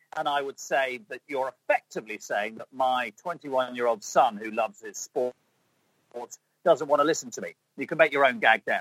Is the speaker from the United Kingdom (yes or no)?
yes; England, United Kingdom; I'm English